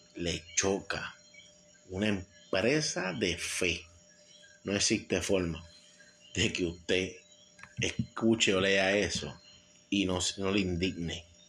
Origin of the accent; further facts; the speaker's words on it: San Juan, Puerto Rico; en el residencial Vista Hermosa, de donde yo soy nacido y criado